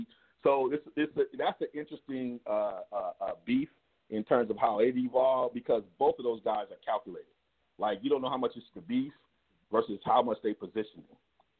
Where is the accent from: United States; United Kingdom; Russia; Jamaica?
United States; California; I'm from the West Coast, you know, Cali, this is how we do it.